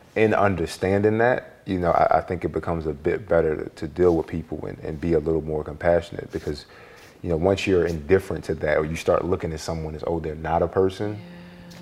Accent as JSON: {"language": "English", "town": "Philadelphia", "region": "Pennsylvania", "country": "United States", "tie": "born or raised there", "said": "I was born in South Philly on Cemetery Lane. My father got locked up when I was two years old, and you know, it was me and my mother for the longest time"}